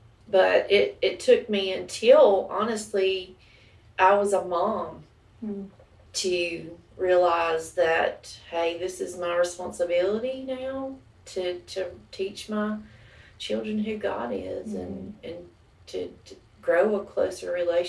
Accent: Villa Rica, Georgia, United States; also born or lived in Macon / Tucker; I was born in Macon, Georgia. We lived there until I was about 7, then moved to Tucker, and then I've lived in Villarica since I was 10.

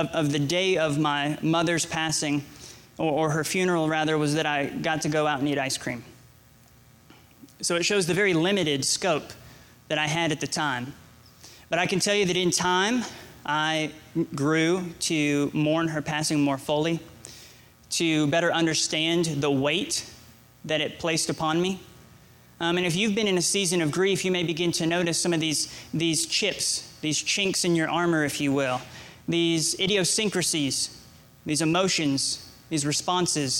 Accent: Georgia, United States; also born or lived in Nebraska; I lived in Nebraska. Suddenly, I was moved from Nebraska to Georgia

